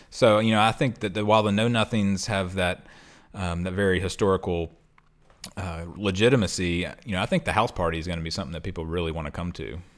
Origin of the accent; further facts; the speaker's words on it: London, United Kingdom; I'm half Australian, but I'm also from somewhere in England, the southern uh, part of England, in London.